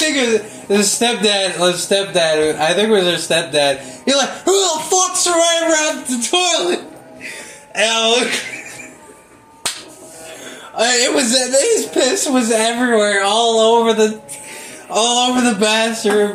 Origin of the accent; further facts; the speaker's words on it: Normandy, Missouri, United States; I grew up in Normandy. I didn't grow up in Ferguson